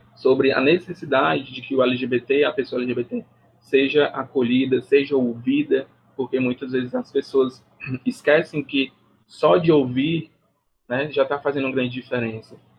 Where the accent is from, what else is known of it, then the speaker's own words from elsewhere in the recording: Brazil; eu sou brasileiro